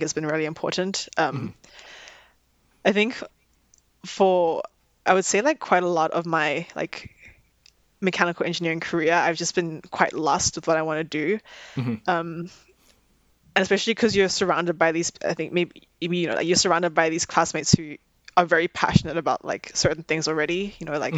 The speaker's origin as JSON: {"language": "English", "country": "South Africa", "tie": "born or raised there", "moved": "as an adult", "lives_now": "Vancouver, Canada", "said": "growing up in South Africa"}